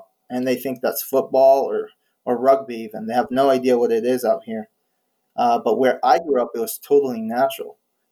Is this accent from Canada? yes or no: no; Israel; moved away as an adult; I grew up in Israel in a small kibbutz